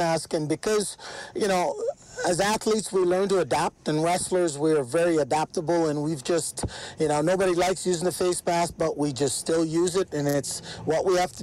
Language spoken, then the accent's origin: English; Ontario, Canada; moved away as an adult; also born or lived in Jamaica / British Columbia / Manitoba / Alberta; now in Edmonton, Canada; I moved to Ontario to be with my parents because they came up prior